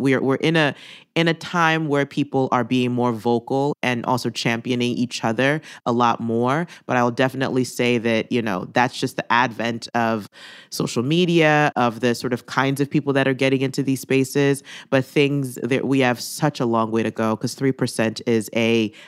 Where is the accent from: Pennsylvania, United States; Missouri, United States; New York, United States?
Pennsylvania, United States; Philadelphia; I remembered my time and my experiences at The Pool growing up in Philadelphia